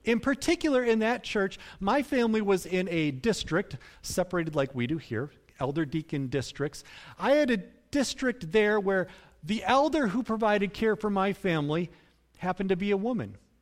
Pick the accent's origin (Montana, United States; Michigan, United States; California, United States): Michigan, United States; Cutlerville; I grew up in Cutlerville